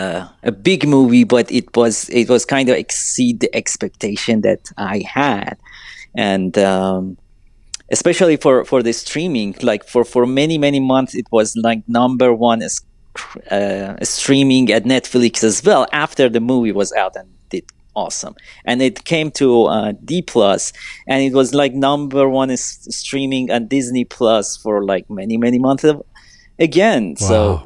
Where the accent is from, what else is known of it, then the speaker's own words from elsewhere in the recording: Iran; English is a second language; moved away as an adult; now in United States; I'm so young, I'm from Iran, I'm coming to this country, learning everything